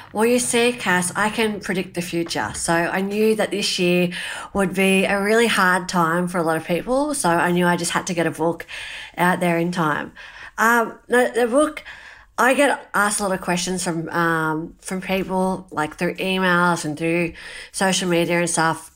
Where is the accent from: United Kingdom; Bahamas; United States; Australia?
Australia; growing up in Australia and living in this really awesome country of ours